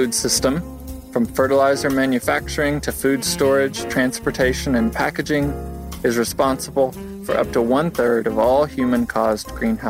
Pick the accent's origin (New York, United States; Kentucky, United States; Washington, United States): Kentucky, United States; Corbin; I'm from Corbin, Kentucky.